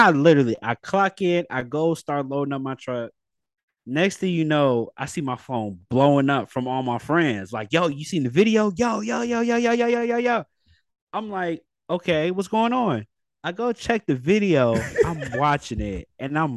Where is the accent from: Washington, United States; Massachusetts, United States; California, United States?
California, United States; Bay Area; we're from the Bay Area